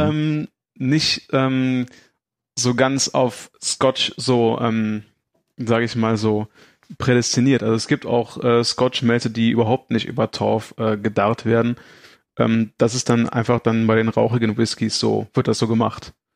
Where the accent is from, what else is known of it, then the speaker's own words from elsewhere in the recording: Aachen, North Rhine-Westphalia, Germany; ich komme aus Aachen